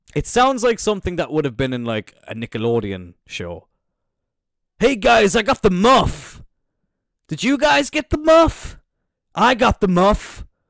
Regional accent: Cork, Munster, Ireland; I'm from Cork

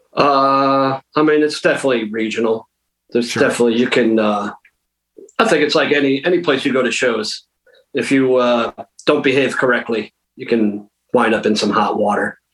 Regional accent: Western Massachusetts, United States; I'm from Western Mass, so like a half hour north of Hartford

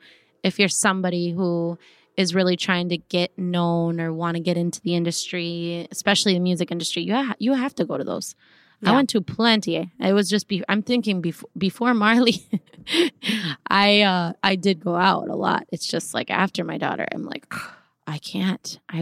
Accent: Minnesota, United States; Listen, he taught me to toughen up because I came from Minnesota all sweet and like everybody's nice and let's just be like, oh, everybody's

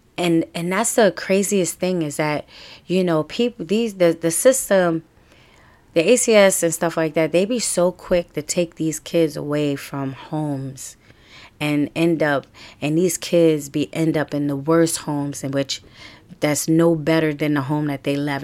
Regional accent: New York City, New York, United States; also born or lived in Harlem / Brooklyn; I was born in Harlem, and I was raised in the Bronx

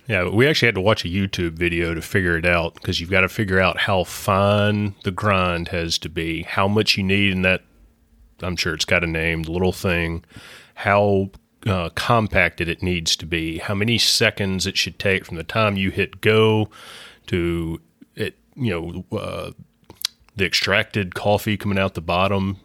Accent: Mississippi, United States; growing up in Mississippi

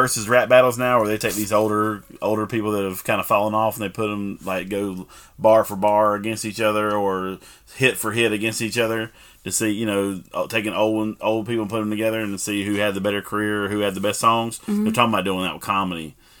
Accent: the South, United States; moved away; also born or lived in Washington, D.C.; me coming from the South, them hearing my accent

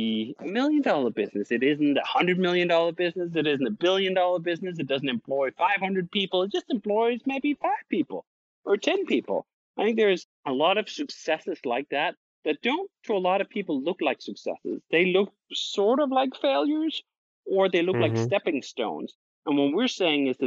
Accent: Denmark; moved away as an adult; now in United States; I'm originally from Denmark

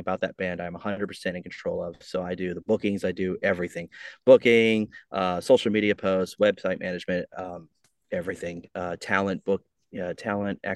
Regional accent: New York City, New York, United States; moved away as an adult; now in Norfolk, United States; I'm originally from Brooklyn, New York

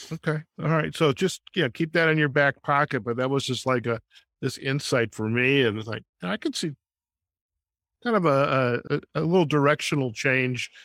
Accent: Chicago, Illinois, United States; now in Las Vegas, United States; I'm originally from Chicago as well, and I'm here out in Las Vegas

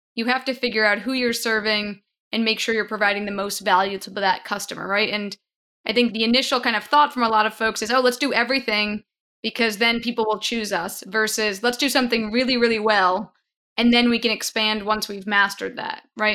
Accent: Long Island, New York, United States; moved away; I'm a native New Yorker. I grew up on Long Island

